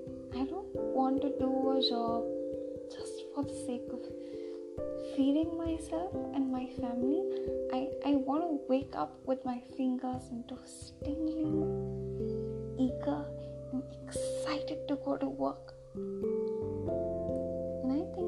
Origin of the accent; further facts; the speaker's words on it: India; I'm an Indian. And I will specifically mention that I also live in India.